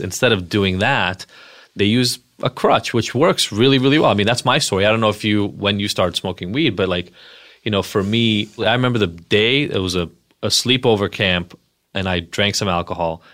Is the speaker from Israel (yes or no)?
yes; Israel; moved away; I'm from Israel originally.